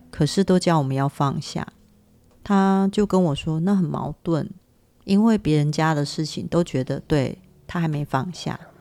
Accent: Taiwan; 我们台湾人

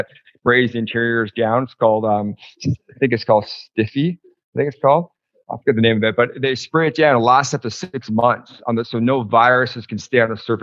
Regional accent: Toronto, Ontario, Canada; also born or lived in United States; now in British Columbia, Canada; I grew up in Toronto, but I've lived in BC for almost 20 years, going back and forth to the US.

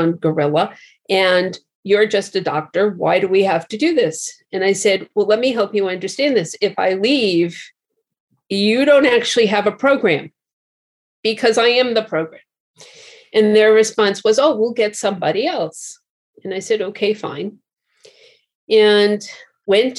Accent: New York, United States; moved away; also born or lived in Boston / San Francisco; having grown up in New York and having gone to school in Boston

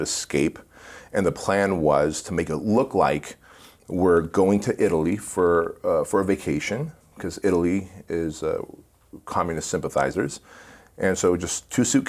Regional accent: Armenia; now in United States; we come from the Soviet Union, specifically Armenia

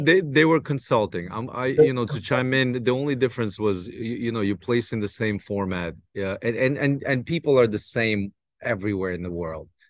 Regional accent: United States; I grew up in New York, New Jersey, Brooklyn area

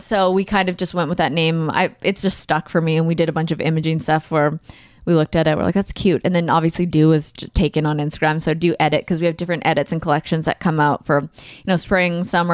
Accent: Alberta, Canada; where I grew up in Alberta and Canada, 18 was the legal drinking age.

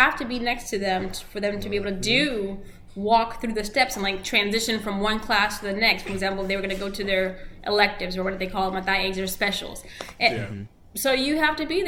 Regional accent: Orlando, Florida, United States; first language Spanish; English is a second language; also born or lived in Cleveland, Ohio; I grew up here in Orange County

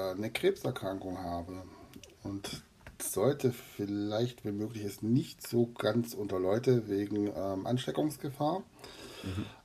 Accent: Swabia, near Heidenheim, Baden-Württemberg, Germany; accent: Swabian dialect

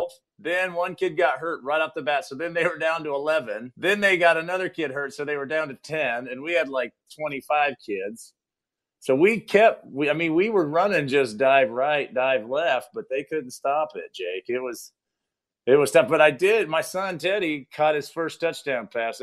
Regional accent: Fruitland, Idaho, United States; I coach both JV and varsity in my hometown, Fruitland, Idaho.

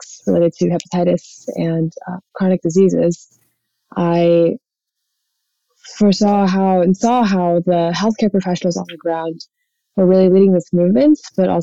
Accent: North Texas, United States; I was born and raised in Texas, and growing up in a smaller town in North Texas

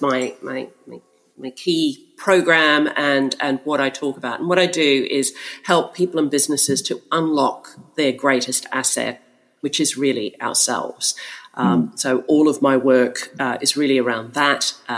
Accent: Melbourne, Victoria, Australia; accent: Australian; now in London, United Kingdom; Well, I am actually in London, but my accent is Australian. You're right. I'm a bit confused about all of that, but I've been in London for 17 years

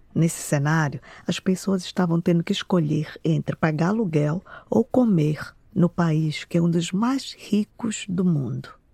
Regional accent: Belém, Pará, Brazil; now in Boston, United States; eu sou de Belém do Pará

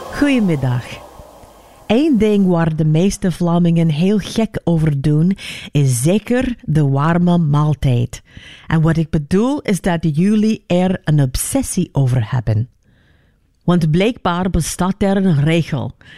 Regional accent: United States; moved away; Ik ben in Amerika geboren

